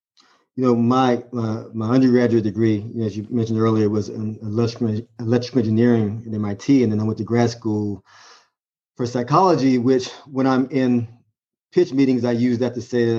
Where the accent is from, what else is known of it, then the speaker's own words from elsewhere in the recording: Alabama, United States; moved away as an adult; also born or lived in Massachusetts; growing up in Alabama